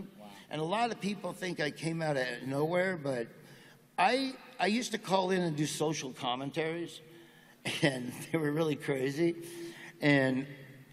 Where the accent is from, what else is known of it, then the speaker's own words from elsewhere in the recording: Nebraska, United States; moved away; also born or lived in Florida / Georgia; I grew up in Nebraska on a pig farm